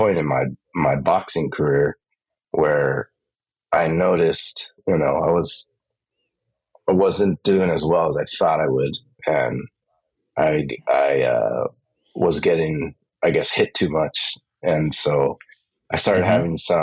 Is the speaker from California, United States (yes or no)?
yes; Los Angeles, California, United States; I grew up in East